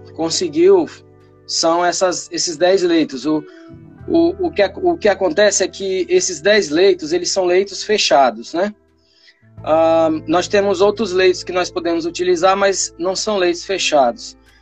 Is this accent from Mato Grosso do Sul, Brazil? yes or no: no; Piauí, Brazil; moved away as an adult; also born or lived in Tocantins; now in Palmas, Brazil; eu sou piauiense e já estou aqui no Tocantins há 15 anos